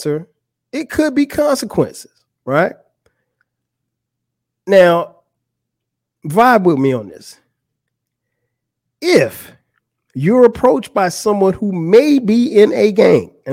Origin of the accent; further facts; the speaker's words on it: Florence, South Carolina, United States; moved away as an adult; now in Atlanta, United States; I'm from Florence, South Carolina. That's where I'm from. That's where I went to school.